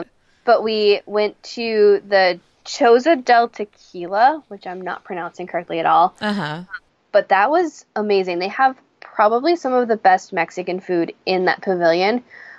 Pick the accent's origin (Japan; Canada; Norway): Japan; born there; I was born in Japan